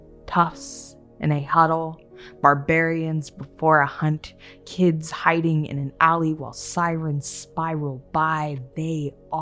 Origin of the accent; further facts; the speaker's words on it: Palmdale, California, United States; growing up in Palmdale, my mom made me feel like I lived in the safest suburb.